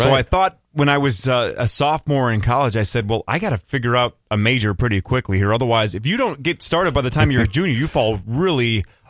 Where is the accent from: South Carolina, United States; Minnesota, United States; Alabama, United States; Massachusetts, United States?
Minnesota, United States; Chisago City; born or raised there